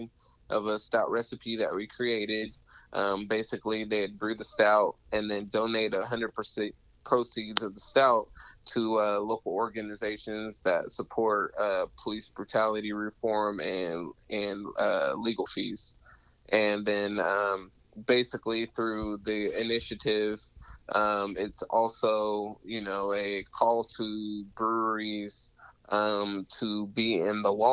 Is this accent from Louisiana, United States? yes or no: no; Sacramento, California, United States; now in San Antonio, United States; I'm originally from Sacramento, California.